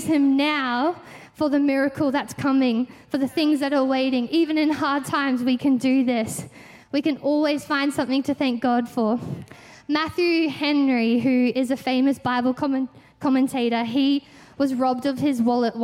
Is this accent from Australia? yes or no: yes; Victoria, Australia; we're from Victoria